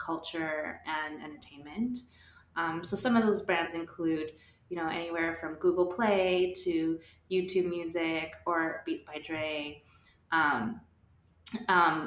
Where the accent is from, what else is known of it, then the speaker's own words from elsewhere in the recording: New Mexico, United States; moved away as an adult; also born or lived in Austin, Texas / New York City; I'm from New Mexico and grew up around a lot of different cultures